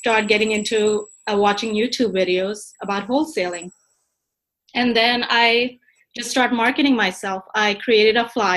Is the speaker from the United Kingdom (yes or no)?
no; Pakistan; moved away as an adult; I am actually from Pakistan. I moved here when I was 21